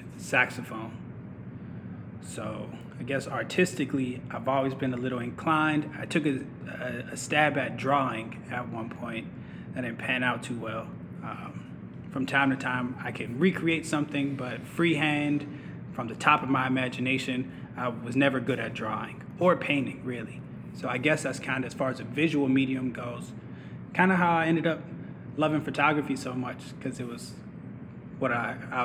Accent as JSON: {"language": "English", "town": "Pittsburgh", "region": "Pennsylvania", "country": "United States", "tie": "born or raised there", "moved": "as an adult", "lives_now": "Atlanta, United States", "said": "I was born and grew up in Pittsburgh, Pennsylvania"}